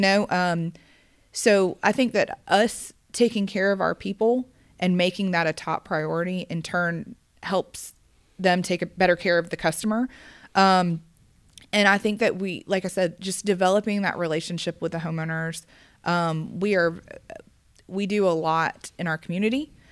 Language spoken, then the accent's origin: English; Gwinnett County, Georgia, United States; I grew up in Gwinnett County, Georgia